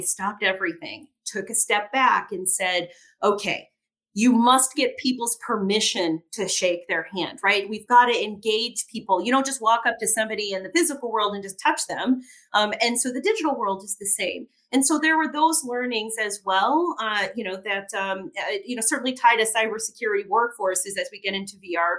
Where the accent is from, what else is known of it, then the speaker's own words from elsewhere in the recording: Gary, Indiana, United States; I was born in uh, Gary, Indiana, which was a steel mill town